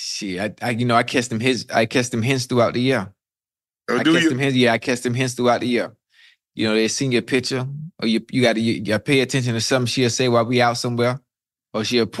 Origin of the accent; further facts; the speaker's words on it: Miami, Florida, United States; I'm from Miami now. I'm from Miami